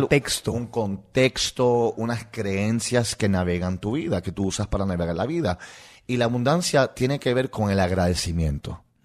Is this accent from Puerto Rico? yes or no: yes; Puerto Rico; accent: Puerto Rican; first language English; Spanish is a second language; moved away; also born or lived in New York; Yo, nací en New York, mis padres son de Rusia y me crié en Puerto Rico